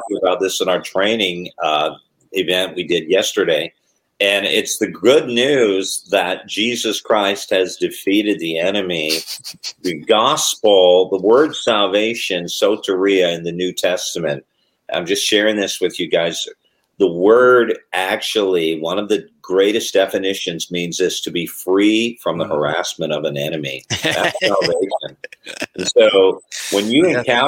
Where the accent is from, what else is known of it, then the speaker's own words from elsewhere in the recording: Toronto, Ontario, Canada; growing up in the Toronto area